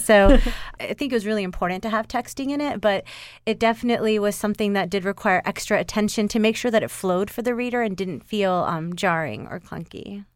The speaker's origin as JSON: {"language": "English", "town": "Atlanta", "region": "Georgia", "country": "United States", "said": "We're suburban moms from Atlanta"}